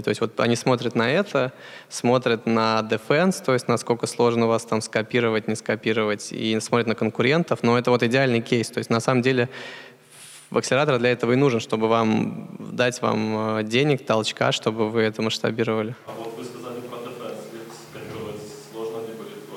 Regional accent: Russia; moved away; мы из России

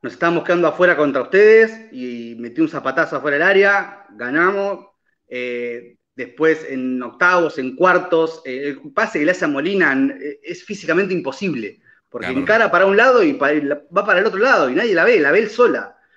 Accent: Argentina

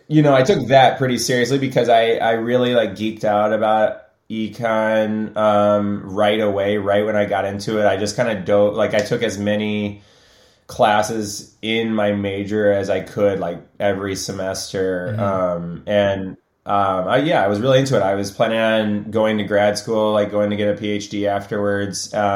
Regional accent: Illinois, United States; And I grew up originally outside of Chicago.

